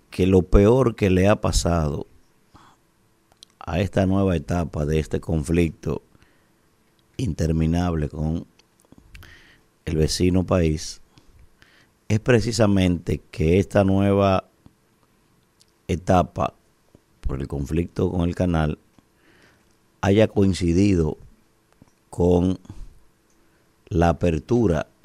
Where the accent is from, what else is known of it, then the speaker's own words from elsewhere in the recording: Dominican Republic; cuando deberíamos estar todos los dominicanos al unísono, con una posición firme como dominicanos